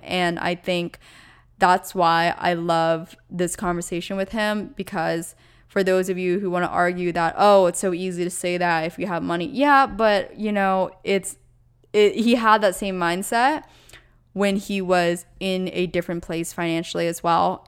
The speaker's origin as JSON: {"language": "English", "area": "the area that Taylor Swift grew up in", "region": "Pennsylvania", "country": "United States", "tie": "born or raised there", "said": "we both went to school slash, like, hung out within the area that Taylor Swift grew up"}